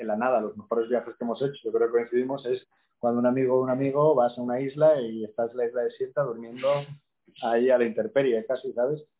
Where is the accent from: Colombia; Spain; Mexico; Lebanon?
Spain; Oviedo, Asturias; moved away as an adult; also born or lived in Córdoba / Seville; yo soy de Asturias, como preguntabas antes, de Oviedo, pero la mitad de mi familia de mi madre es, es de Córdoba. Yo, de hecho, nací en Córdoba, aunque soy asturianísimo